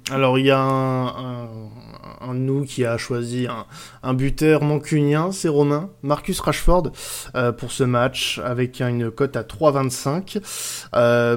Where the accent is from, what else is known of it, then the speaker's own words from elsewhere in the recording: France; je suis un bon Français